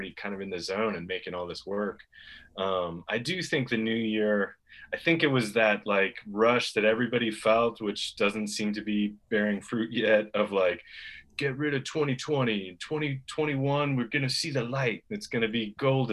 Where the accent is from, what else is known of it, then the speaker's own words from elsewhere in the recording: Florida Keys, United States; moved away as an adult; I grew up in the Florida Keys